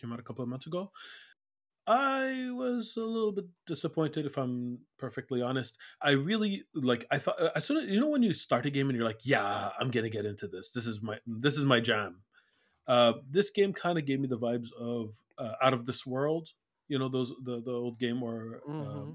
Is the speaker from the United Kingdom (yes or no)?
no; Iraq; moved away; I'm I'm from Iraq, but I've been living here for 30 years